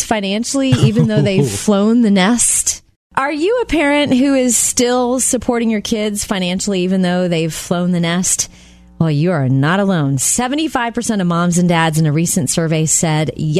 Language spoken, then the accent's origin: English; Jupiter, Florida, United States; I grew up in Jupiter, Florida